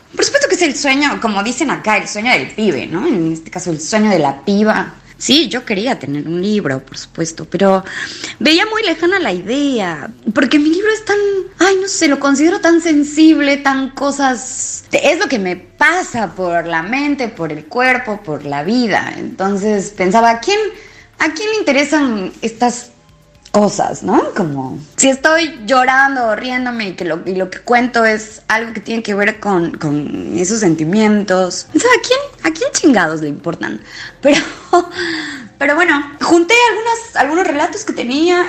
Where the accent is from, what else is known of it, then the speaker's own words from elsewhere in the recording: Oaxaca, Mexico; now in Buenos Aires, Argentina; soy mexicana, nací en la ciudad de Oaxaca